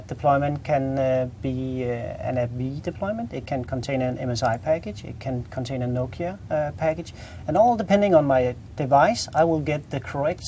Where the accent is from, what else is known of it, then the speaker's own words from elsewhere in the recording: Denmark; English is a second language; I'm Danish.